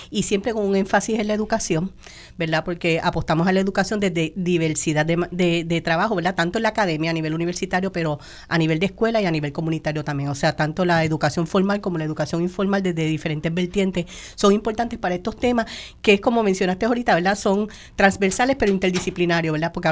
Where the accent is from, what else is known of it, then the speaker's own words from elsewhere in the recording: Ponce, Puerto Rico; pues soy natural de Ponce y ya tú sabes, uno se viene a estudiar en traslado de, a la UPR y se queda por acá, ¿verdad?